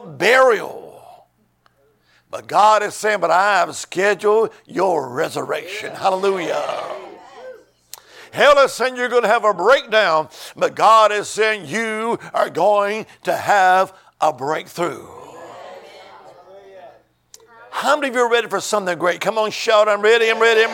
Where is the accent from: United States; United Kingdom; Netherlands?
United States; Alabama; now in Virginia, United States; originally, I'm from the Holy Land. I am. Amen. Alabama